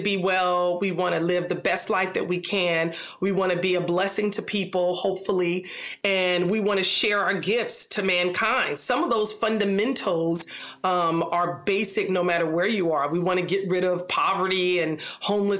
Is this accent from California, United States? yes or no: yes; Los Angeles, California, United States; I'm a Black girl from South Central. So I'm an American from South Central